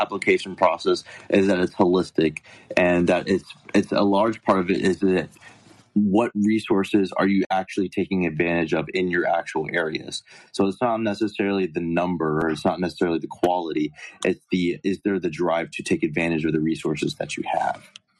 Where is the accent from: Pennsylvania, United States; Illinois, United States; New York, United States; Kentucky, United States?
Kentucky, United States; we're from Kentucky.